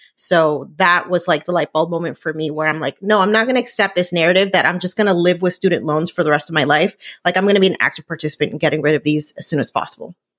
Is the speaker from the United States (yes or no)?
yes; New Jersey, United States; I grew up in New Jersey